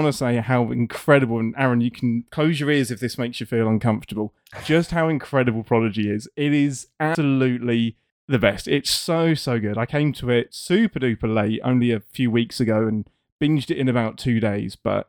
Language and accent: English; England, United Kingdom; As an Englishman, I am used to having too many vowels and consonants in all of our words.